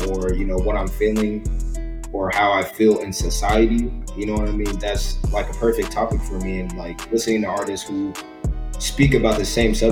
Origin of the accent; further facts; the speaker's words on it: Lake Worth, Florida, United States; moved away as an adult; now in Revere, United States; I was born and raised in Lake Worth. I just moved to Revere like a year ago